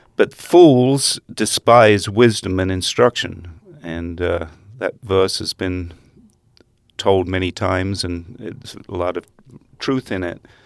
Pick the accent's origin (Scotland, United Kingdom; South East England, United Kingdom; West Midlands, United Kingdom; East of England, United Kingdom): East of England, United Kingdom; Essex; moved away as an adult; also born or lived in Netherlands; now in Hamilton, United States; when I was six months old, we moved to England and uh, grew up in uh, Essex County near London